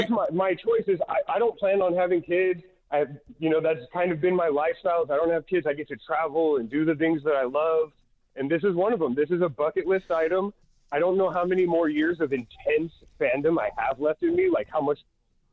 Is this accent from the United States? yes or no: yes; California, United States; No, I'm a Niner fan. I grew up in the Bay Area.